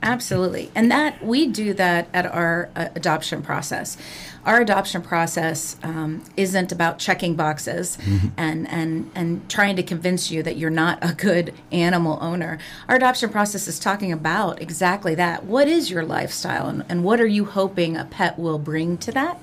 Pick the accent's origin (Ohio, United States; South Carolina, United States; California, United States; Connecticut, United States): Ohio, United States; Clark County; I grew up in Clark County, Ohio